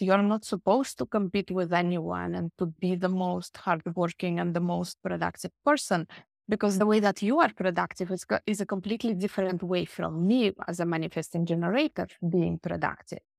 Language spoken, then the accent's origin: English; Russia; also born or lived in Barcelona, Spain; now in Finland; I was born originally in Russia, and then we moved to Finland long time ago